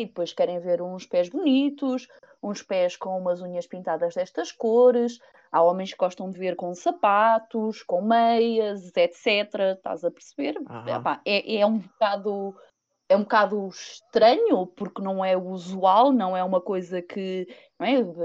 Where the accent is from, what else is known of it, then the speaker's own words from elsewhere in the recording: Viseu, Portugal; tenho 30 anos, sou de Viseu